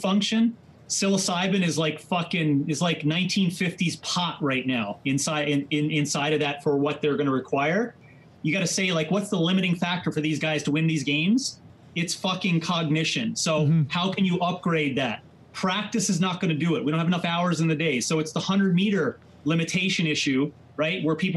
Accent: Newfoundland and Labrador, Canada; moved away; also born or lived in Calgary, Alberta; I'm from Labrador

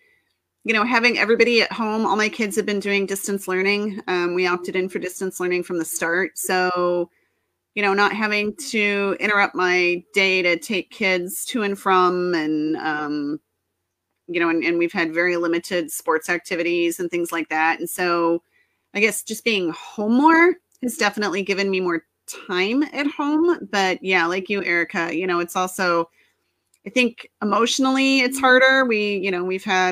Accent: Texas, United States; I grew up in Texas

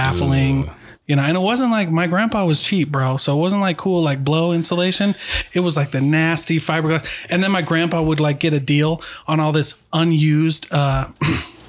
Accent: Iowa, United States; moved away; I'm from Iowa

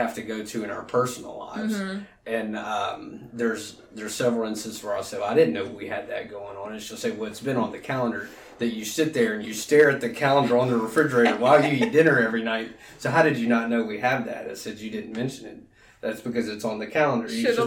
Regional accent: Alexandria, Louisiana, United States; moved away as an adult; also born or lived in Baton Rouge; I'm from Alexandria. Went to Menard High School, which is a private Catholic school in Alexandria. Graduated in 2006 and moved down to Baton Rouge to go to LSU and never went home.

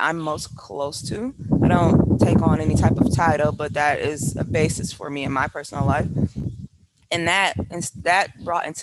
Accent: Milwaukee, Wisconsin, United States; moved away as an adult; also born or lived in China / England; now in Portobelo, Panama; I grew up in Milwaukee, Wisconsin, like I told you, in very small, very close-knit community

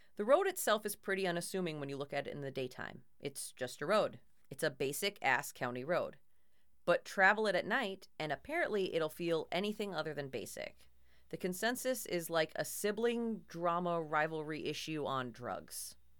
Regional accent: Minnesota, United States; accent: Minnesota

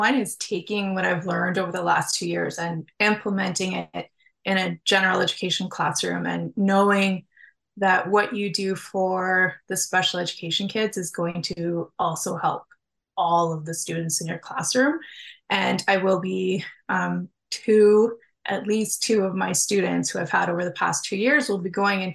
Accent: Southern Ontario, Canada; moved away as an adult; now in Timmins, Canada; I'm originally from Southern Ontario

